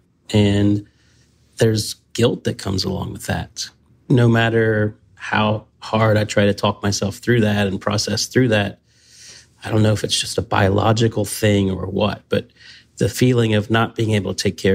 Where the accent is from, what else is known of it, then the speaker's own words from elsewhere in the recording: the South, United States; as a Southerner